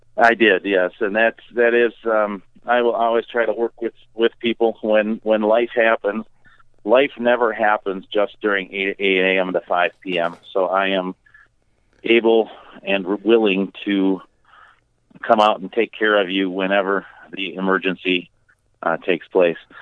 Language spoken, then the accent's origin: English; Two Rivers, Wisconsin, United States; also born or lived in Milwaukee, Wisconsin; now in Beaver Dam, United States; my hometown of Two Rivers. And yes, I said Two Rivers, not Trivers. Um, it took me a long time to get rid